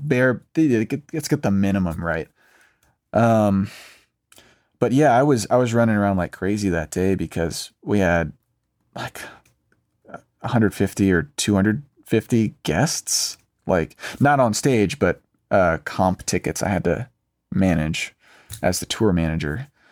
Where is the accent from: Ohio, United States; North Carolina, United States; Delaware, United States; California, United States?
North Carolina, United States; Raleigh; now in Nashville, United States; I'm from North Carolina, from Raleigh